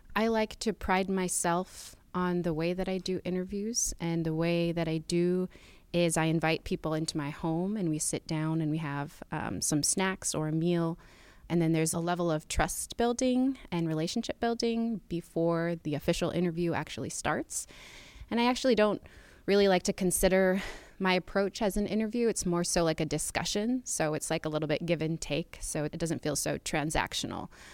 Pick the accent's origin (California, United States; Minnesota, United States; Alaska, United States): Alaska, United States; Utqiagvik; I grew up in Utkervik. Um, it's the northernmost city in the United States